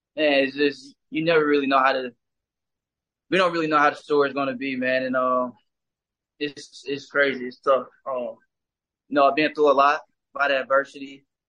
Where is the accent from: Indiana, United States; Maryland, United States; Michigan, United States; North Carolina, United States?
Indiana, United States; Indianapolis; moved away; back at home in my hometown where I grew up